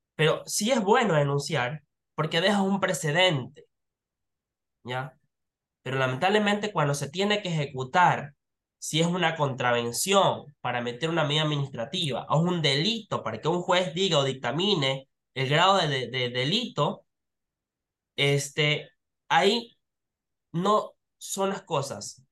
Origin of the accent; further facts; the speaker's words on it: Ecuador; nosotros como ecuatorianos